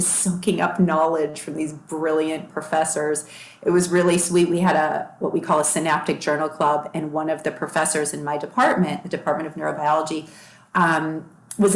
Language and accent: English; Long Grove, Illinois, United States; moved away; also born or lived in Boston; I grew up in Chicago in an area called Long Grove